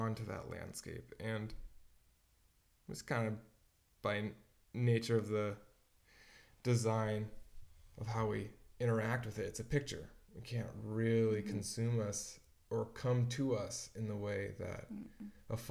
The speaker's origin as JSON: {"language": "English", "region": "Washington", "country": "United States", "tie": "born or raised there", "said": "growing up in Washington"}